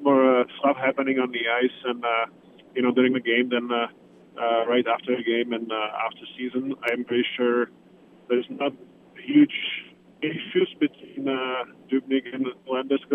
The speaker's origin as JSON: {"language": "English", "country": "Czechia", "moved": "yes"}